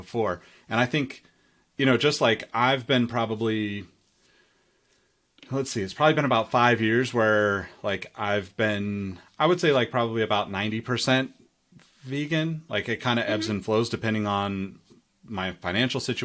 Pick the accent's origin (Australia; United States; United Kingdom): United States; Sacramento, California; growing up in Sacramento, like tomatoes here are like a huge thing